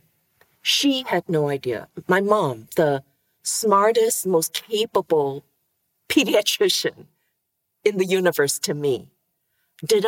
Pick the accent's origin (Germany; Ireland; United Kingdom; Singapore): Singapore; I was born in Singapore, tiny little island city state that you would miss on a map.